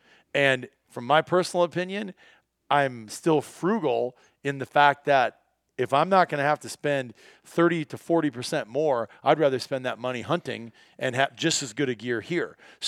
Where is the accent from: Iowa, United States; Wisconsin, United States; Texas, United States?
Iowa, United States; as a kid growing up in Iowa